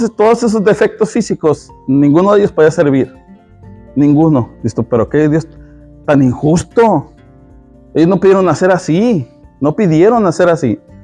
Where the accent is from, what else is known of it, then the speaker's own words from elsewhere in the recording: Mexico; yo como mexicano